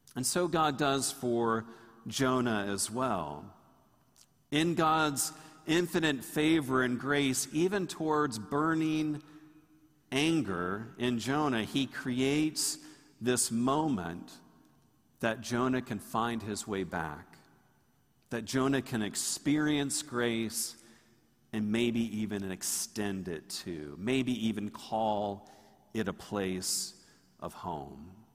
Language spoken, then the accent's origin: English; Tallahassee, Florida, United States; When I grew up in Tallahassee, Tallahassee was much smaller